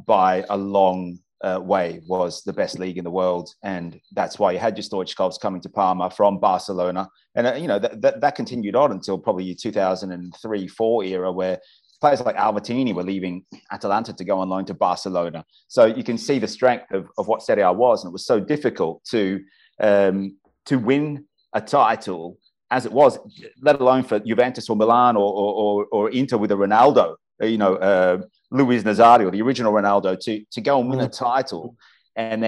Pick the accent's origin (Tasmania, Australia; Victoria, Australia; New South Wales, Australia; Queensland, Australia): Queensland, Australia; Brisbane; my hometown of Brisbane